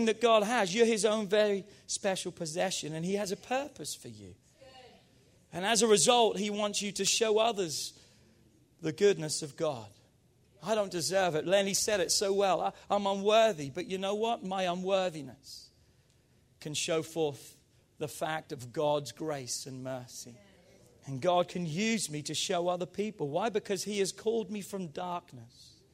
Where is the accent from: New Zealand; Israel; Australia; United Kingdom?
United Kingdom; England; now in United States